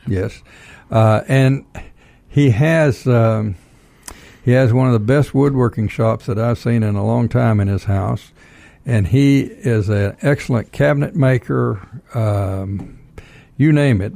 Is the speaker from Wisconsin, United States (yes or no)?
no; Texas, United States; now in Georgia, United States; I'm from Texas